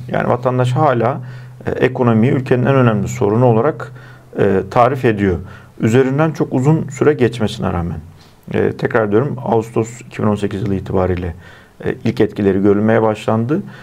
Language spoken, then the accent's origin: Turkish; Erzincan, Turkey; benim memleketim olan Erzincan'daki